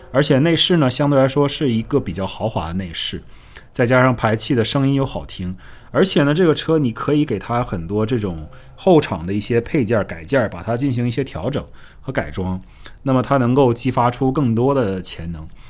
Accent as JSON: {"language": "Chinese", "country": "China", "said": "我们中国人"}